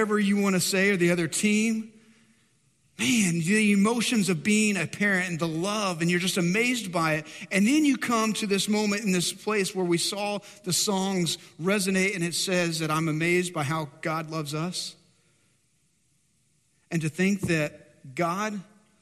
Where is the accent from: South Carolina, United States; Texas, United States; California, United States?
Texas, United States; Dumas; moved away; go back to my hometown, Dumas, north of Amarillo, and so the Texas Panhandle